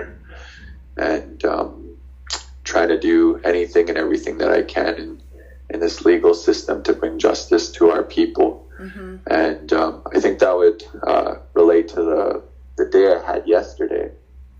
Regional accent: Saskatoon, Saskatchewan, Canada; also born or lived in North Battleford; growing up in Saskatoon in the inner city.

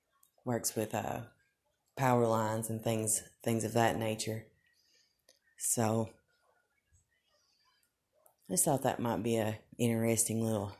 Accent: Morristown, Tennessee, United States; I worked in my hometown in Morristown

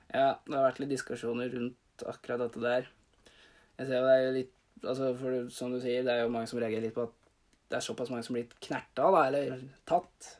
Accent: Bøverud, Toten, Innlandet, Norway; Jeg er fra Bøverud.

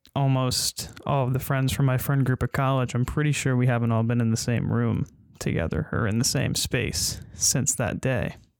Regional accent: upstate New York, United States; also born or lived in Queens, New York; grew up in Queens, New York, moved upstate, like I said, been living up here since I was in the fourth grade

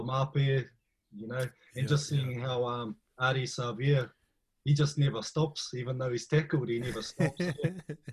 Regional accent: Raglan, Waikato, New Zealand; also born or lived in Hamilton / Melbourne; I grew up in Raglan, in Hamilton, so Chiefs country

